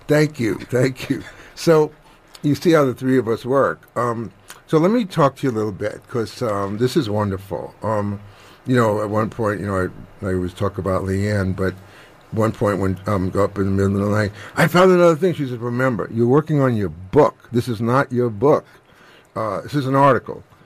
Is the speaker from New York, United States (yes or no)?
yes; New York, United States; I'm from New York